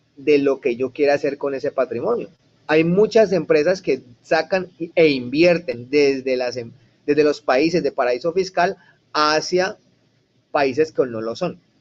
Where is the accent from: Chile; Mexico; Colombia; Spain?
Colombia; now in United States; yo como empresario colombiano